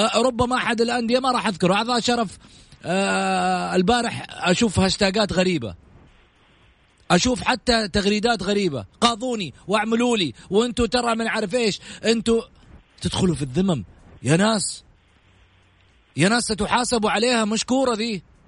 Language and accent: Arabic; Saudi Arabia; اسهمنا كسعوديين